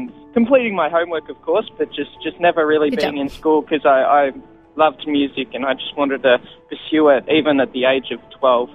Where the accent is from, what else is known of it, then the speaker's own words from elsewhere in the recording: Australia; also born or lived in Israel; I used to live in Israel with my family, and I don't remember too much of it, but all I remember was coming back to Australia and then growing up in Catholic schools